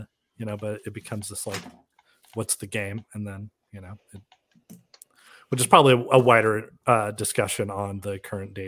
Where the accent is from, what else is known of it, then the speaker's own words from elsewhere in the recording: California, United States; moved away; I'm from California